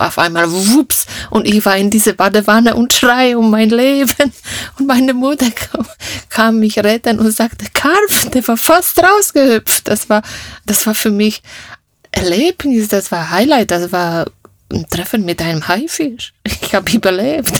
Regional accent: Opole, Opole Voivodeship, Poland; first language Polish; German is a second language; moved away as an adult; now in Germany; ich komme aus, aus Oberschlesien, sagt man heute, ja. Oberschlesien, das war Opole. Ich bin in Deutschland schon 35 Jahre. Da war ich 20 Jahre alt, da kam ich nach Deutschland.

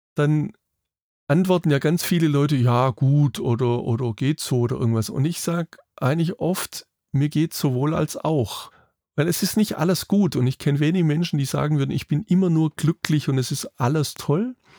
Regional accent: Germany; bei uns in Deutschland

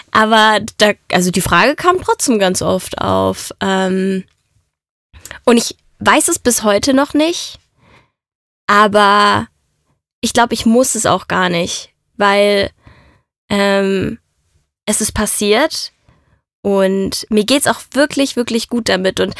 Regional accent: Italy; dass die Mafia mich mitgenommen hat, weil ich bin Italienerin.

